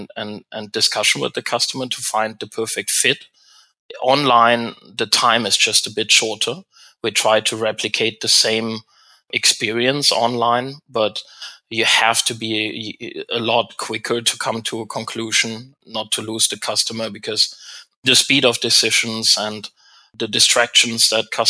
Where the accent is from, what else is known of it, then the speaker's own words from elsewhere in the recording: Germany; moved away as an adult; also born or lived in Europe / Asia; now in Canada; I'm not from North America, I'm German originally, now Canadian-German